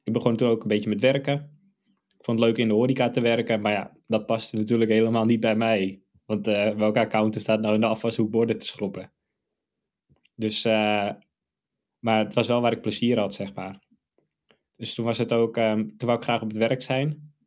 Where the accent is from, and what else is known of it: Amsterdam, North Holland, Netherlands